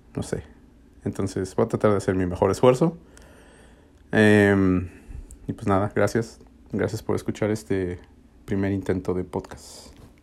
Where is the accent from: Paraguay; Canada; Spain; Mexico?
Mexico; Mexico City; moved away as an adult; also born or lived in Austin, Texas; now in Nashville, United States; yo soy de México D F